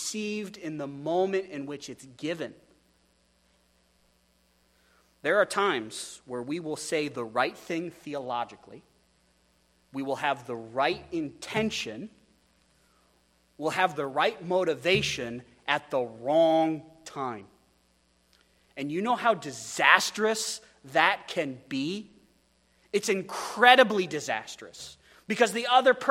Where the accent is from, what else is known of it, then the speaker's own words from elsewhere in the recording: Wyoming, United States; now in Astoria, United States; I come from Wyoming